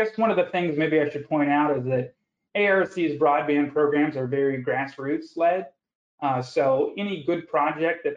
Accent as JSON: {"language": "English", "region": "the West", "country": "United States", "tie": "born or raised there", "moved": "yes", "said": "I grew up out west"}